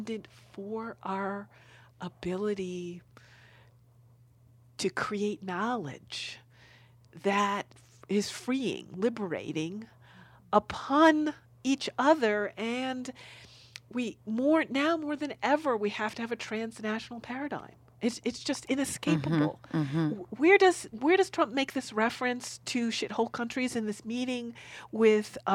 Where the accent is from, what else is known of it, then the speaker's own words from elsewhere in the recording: Newark, New Jersey, United States; I'm from New Jersey in Newark